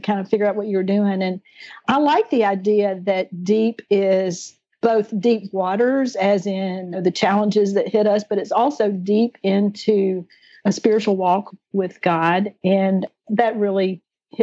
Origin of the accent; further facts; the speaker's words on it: the South, United States; accent: Southern; now in South Alabama, United States; my little Southern accent